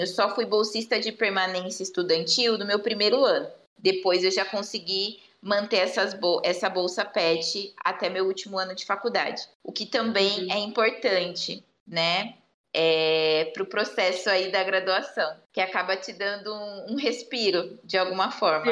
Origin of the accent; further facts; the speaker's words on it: Bauru, São Paulo, Brazil; eu sou de Bauru